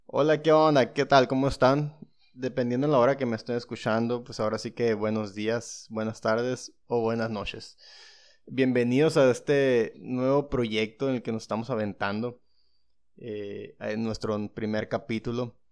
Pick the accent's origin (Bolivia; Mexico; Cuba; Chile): Mexico; San Luis Río Colorado, Sonora; San Luis Río Colorado